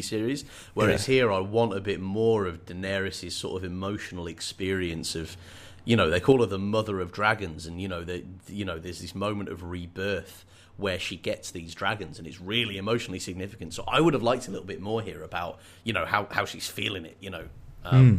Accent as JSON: {"language": "English", "town": "Birmingham", "region": "West Midlands", "country": "United Kingdom", "tie": "born or raised there", "said": "the accent from where I grew up in Birmingham"}